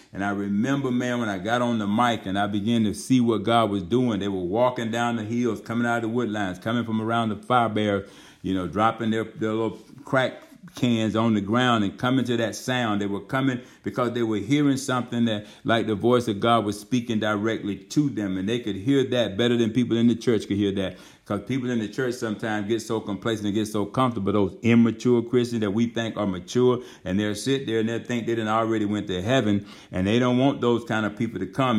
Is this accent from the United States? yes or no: yes; Georgia, United States; moved away as an adult; We had come to Georgia. Baymouth, Georgia, over there where the church is at, our home, my hometown